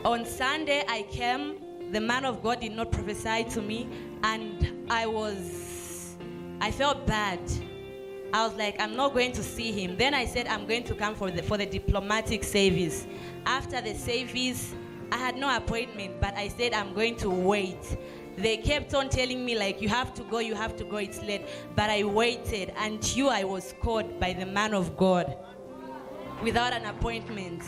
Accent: Zambia; I'm coming from Zambia.

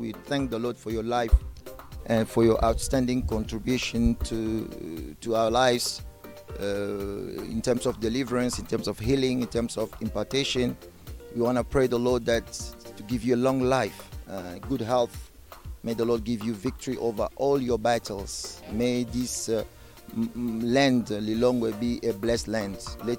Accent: Paris, Île-de-France, France; so I'm coming from France. So in Paris, we are delighted to come to touch down for the very first time in Malawi.

